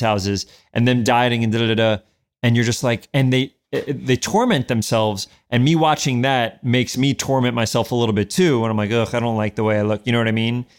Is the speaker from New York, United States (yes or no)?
yes; New York City, New York, United States; moved away as an adult; also born or lived in Westchester, New York / Manhattan, New York; I was born in Albert Einstein Hospital, and then I grew up in the North Bronx